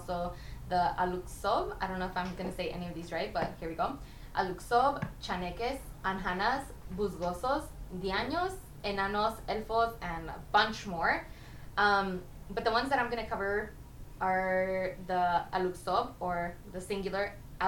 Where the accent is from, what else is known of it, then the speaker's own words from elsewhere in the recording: Los Angeles, California, United States; We're LA. We're LA. We're Californian